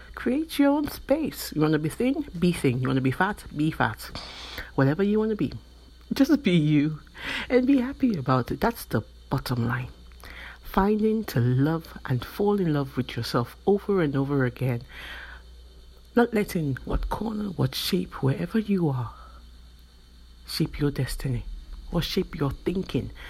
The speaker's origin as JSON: {"language": "English", "country": "Nigeria", "tie": "born or raised there", "said": "I am from Nigeria, which is in West Africa, and in my country, growing up, you tend to be conditioned"}